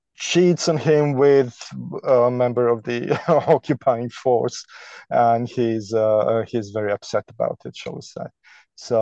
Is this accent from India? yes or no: no; Canada; moved away as an adult; also born or lived in Toronto, Canada; now in London, United Kingdom; We're both Canadian